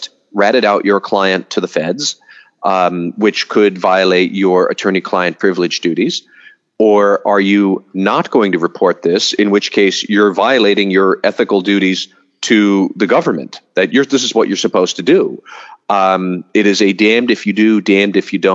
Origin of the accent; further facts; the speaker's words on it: Massachusetts, United States; In Massachusetts, my home state